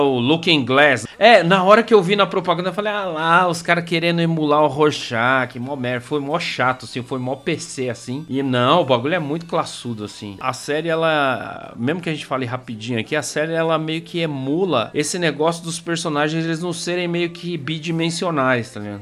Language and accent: Portuguese; São Paulo, Brazil; eu cresci no Campo Limpo, cara, entre o Campo Limpo e Capão Redondo, Jardim Mitsutani